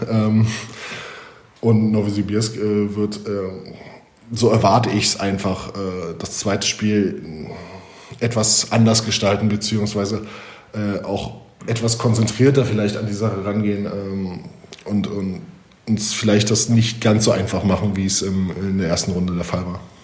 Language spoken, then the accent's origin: German; Germany; moved away as an adult; also born or lived in Italy / Poland / Russia; als Deutscher in Deutschland